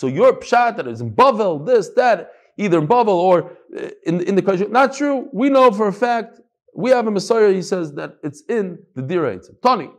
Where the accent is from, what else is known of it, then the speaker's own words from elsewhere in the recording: Beth Shemesh, Jerusalem District, Israel; So, Stam, real quickly, because we're from Beth Shemesh.